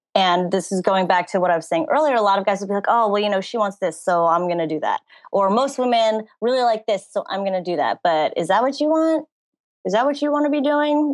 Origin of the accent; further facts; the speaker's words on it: New Jersey, United States; now in Hollywood, United States; I was born and raised in New Jersey. I now live in Hollywood, California